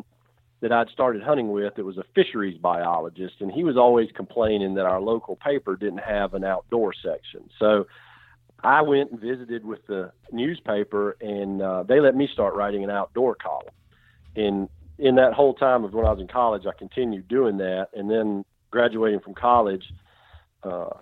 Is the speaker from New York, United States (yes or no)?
no; South Carolina, United States; moved away as an adult; also born or lived in Mississippi / Alabama / Georgia; I'm born and raised in South Carolina